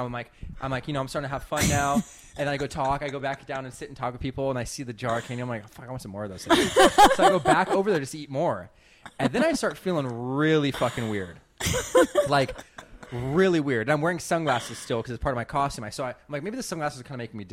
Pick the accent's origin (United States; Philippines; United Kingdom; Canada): United States; San Diego, California; also born or lived in Hilo, Hawaii; now in Los Angeles, United States; Moved to San Diego. My parents got divorced. Yeah, grew up there